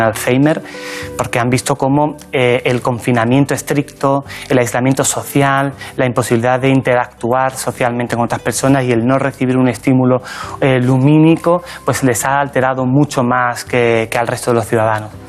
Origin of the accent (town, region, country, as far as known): La Barca de la Florida, Andalusia, Spain; born or raised there; moved away as an adult; now in Madrid, Spain